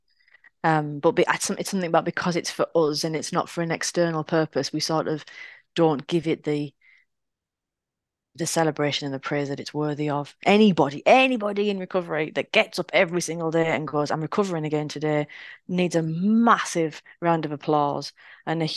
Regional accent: United Kingdom; we're British.

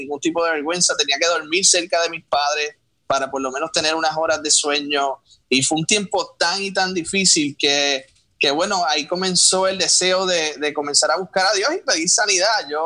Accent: Puerto Rico; moved away as an adult; now in United States; soy un joven boricua que me mudé aquí a, los Estados Unidos hace casi ya un año con mi esposa, con mi hermano por acá

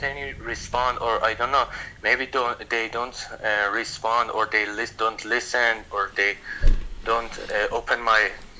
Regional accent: Iran; I'm from Iran.

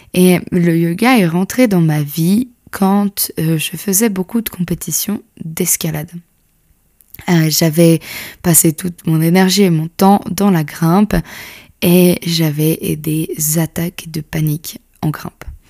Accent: Switzerland; je suis suisse

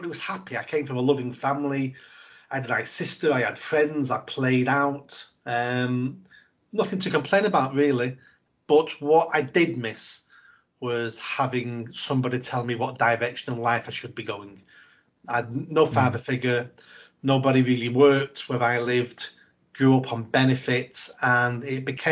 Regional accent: Manchester, North West England, United Kingdom; Grew up on a South Manchester council estate with a single mum

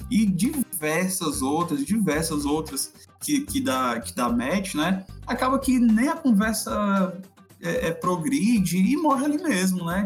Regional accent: Fortaleza, Ceará, Brazil; falo de Fortaleza, nós dois somos de Fortaleza

